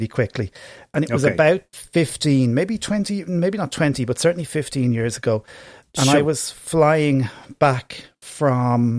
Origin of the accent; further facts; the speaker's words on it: Ireland; accent: Irish; In my Irish accent